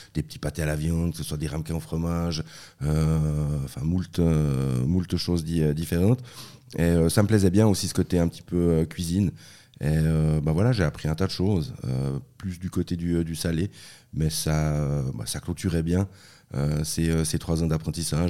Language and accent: French; La Tour-de-Peilz, Vaud, Switzerland; first language French; also born or lived in Basel / Bern; c'est là-bas que je suis né, et puis après ils sont euh, rentrés en Suisse romande, et j'ai grandi à la Tour de Paix